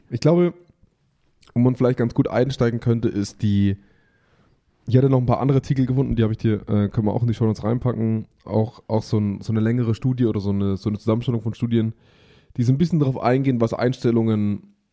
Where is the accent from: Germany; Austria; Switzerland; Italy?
Germany; bei uns in Deutschland